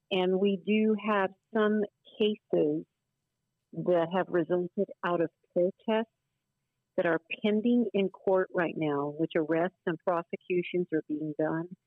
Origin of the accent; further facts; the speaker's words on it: Delano, California, United States; I don't believe it reflects who we are as people from Delano